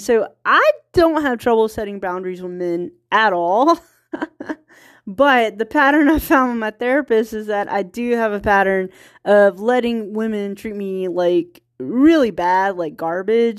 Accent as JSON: {"language": "English", "region": "small town Virginia", "country": "United States", "tie": "born or raised there", "also_born_or_lived": "California", "accent": "country accent", "moved": "yes", "said": "I'm from small town Virginia, so there's California English, and then there's Virginia English. And if I'm tired, like, my accent kicks in."}